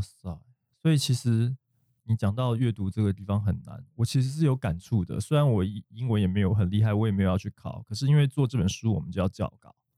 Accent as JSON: {"language": "Chinese", "country": "Taiwan", "accent": "Taiwanese accent", "said": "身为一个台湾人，就是有点腔"}